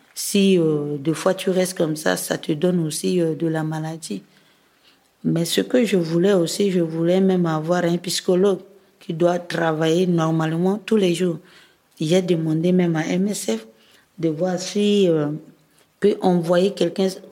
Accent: Bouca, Ouham, Central African Republic; now in Bangui, Central African Republic; dans mon village natal qui est Bouka. C'est dans la préfecture de Loam

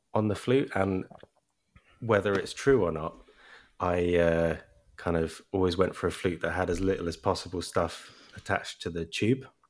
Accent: Brighton, South East England, United Kingdom; born or raised there; accent: English

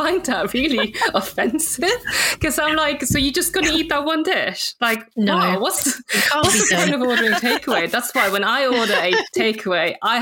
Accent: Jeonju, North Jeolla, South Korea; moved away; I'm from Jeonju

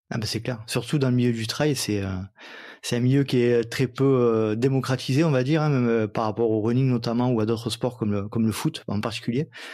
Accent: Provence-Alpes-Côte d'Azur, France; accent: américano-franco-provençal; mon, mon accent euh, américano-franco-provençal

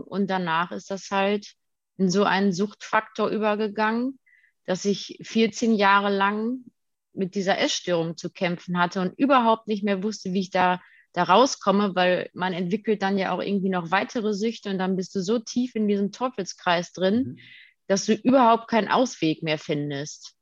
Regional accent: Detmold, North Rhine-Westphalia, Germany; Ich komme aus Detmold

